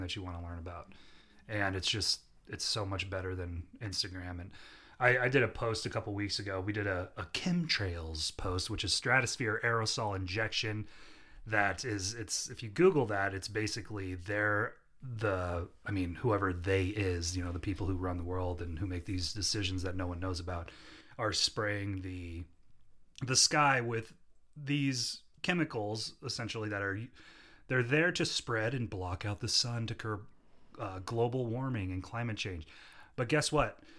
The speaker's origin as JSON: {"language": "English", "town": "Omaha", "region": "Nebraska", "country": "United States", "said": "we're from Omaha, Nebraska"}